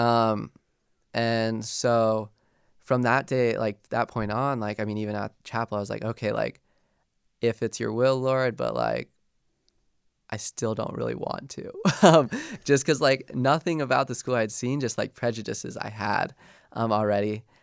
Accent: Golden, Colorado, United States; moved away as an adult; I grew up in Golden my whole life.

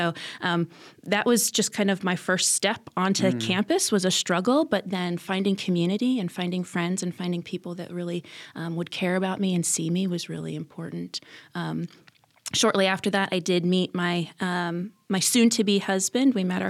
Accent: Fort Wayne, Indiana, United States; also born or lived in Illinois / Ohio; My dad was a pastor, and so grew up in a bunch of different churches kind of all over Illinois, Indiana, Ohio, and then landed in Fort Wayne for high school.

